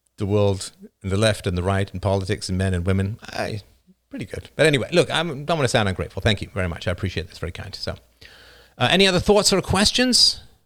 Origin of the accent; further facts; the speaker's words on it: Ireland; moved away; also born or lived in North America; I wasn't born in North America. I was born in Ireland